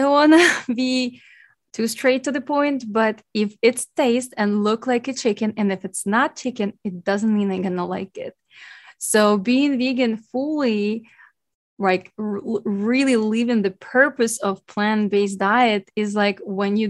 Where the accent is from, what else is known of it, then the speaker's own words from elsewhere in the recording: Ukraine; now in Hawaii, United States; born and raised in Ukraine